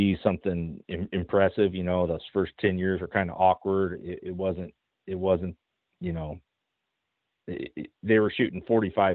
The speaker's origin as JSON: {"language": "English", "region": "Oregon", "country": "United States", "tie": "born or raised there", "said": "I'm born and raised in Oregon."}